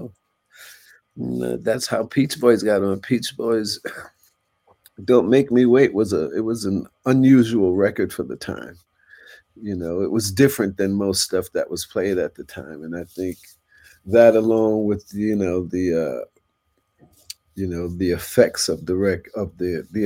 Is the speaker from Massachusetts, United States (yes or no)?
no; New York City, New York, United States; I'm from Queensbridge. But not born, but raised.